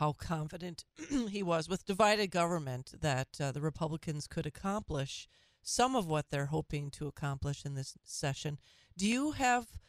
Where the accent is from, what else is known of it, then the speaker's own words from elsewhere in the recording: Minnesota, United States; my home state of Minnesota